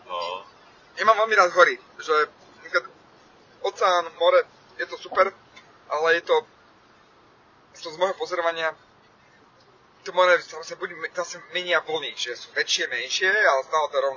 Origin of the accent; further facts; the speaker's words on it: Levice, Nitra Region, Slovakia; moved away as an adult; now in Bratislava, Slovakia; Viem, aké to je žiť v Leviciach ako detsko. Ja som tam vyrastal, do, ja som mal 18 rokov, keď sme, keď sme odišli z Levíc